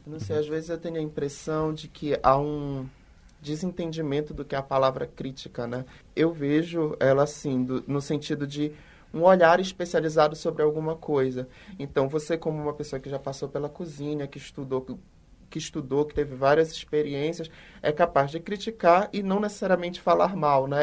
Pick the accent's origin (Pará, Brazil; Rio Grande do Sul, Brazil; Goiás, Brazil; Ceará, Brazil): Pará, Brazil; Belém; now in Belo Horizonte, Brazil; Eu sou de Belém e já morei em alguns lugares